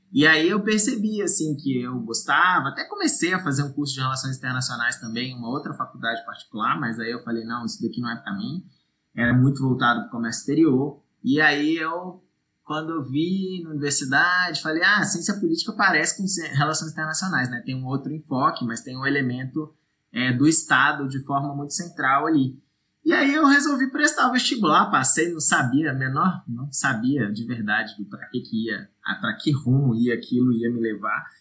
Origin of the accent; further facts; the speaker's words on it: Brasília, Federal District, Brazil; Distrito Federal, onde foi eu, onde eu nasci e, e realizei meu ensino médio e meu ensino superior